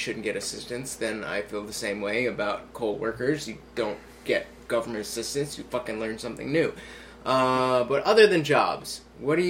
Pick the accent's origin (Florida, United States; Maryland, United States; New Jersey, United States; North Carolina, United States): New Jersey, United States; we're from Jersey, so Christie's our governor